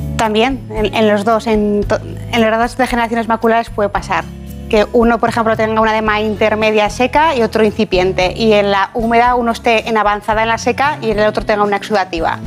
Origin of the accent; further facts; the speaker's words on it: Ejea de los Caballeros, Aragon, Spain; also born or lived in Zaragoza; yo nací en Zaragoza, pero soy de un pueblo que se llama Gea de los Caballeros